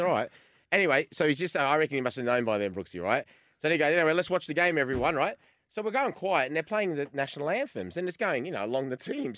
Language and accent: English; Australia